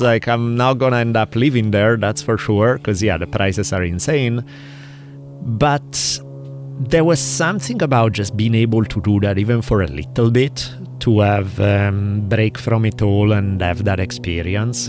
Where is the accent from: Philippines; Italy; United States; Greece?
Italy; Milan, Lombardy; moved away; where I grew up, in, in the part of town where I grew up in Milan